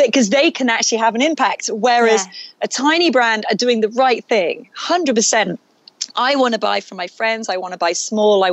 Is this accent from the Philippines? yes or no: no; England, United Kingdom; moved away; growing up in England